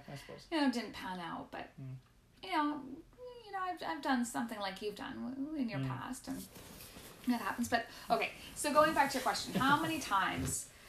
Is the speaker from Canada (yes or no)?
yes; Medicine Hat, Alberta, Canada; moved away as an adult; also born or lived in Newfoundland / Iceland; Born and raised, in Medicinette, Alberta, which not a lot of us are, actually.